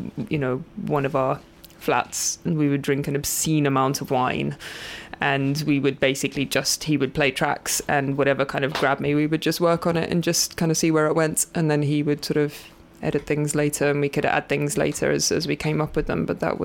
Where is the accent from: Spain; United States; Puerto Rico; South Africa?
South Africa; moved away as an adult; also born or lived in London / Southampton / Brighton; I actually moved over to England when I was 21 from South Africa